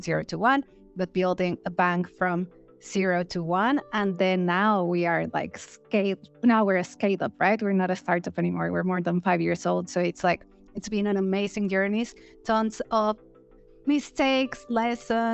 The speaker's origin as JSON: {"language": "English", "country": "Mexico", "also_born_or_lived": "United Kingdom", "moved": "as an adult", "said": "I'm originally from Mexico, so I started in Mexico, went to corporate, working corporate financial services in the UK"}